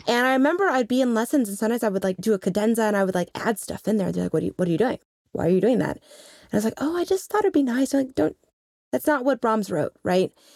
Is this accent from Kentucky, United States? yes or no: no; Lincoln, Nebraska, United States; moved away; also born or lived in New York City; growing up in Lincoln, Nebraska